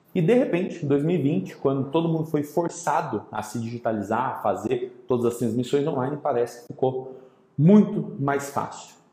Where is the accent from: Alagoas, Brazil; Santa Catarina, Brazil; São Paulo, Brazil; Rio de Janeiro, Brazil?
São Paulo, Brazil; São Carlos; de São Carlos, minha terra natal